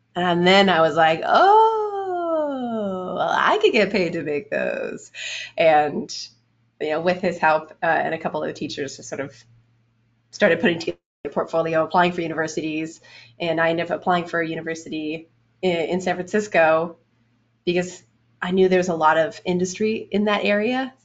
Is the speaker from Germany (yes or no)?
no; Canada; moved away as an adult; also born or lived in Orange County; I'm Canadian